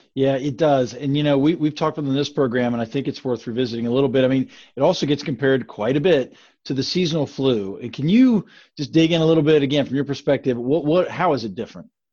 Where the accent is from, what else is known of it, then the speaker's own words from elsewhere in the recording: Grafton, West Virginia, United States; as a resident of my small Appalachian hometown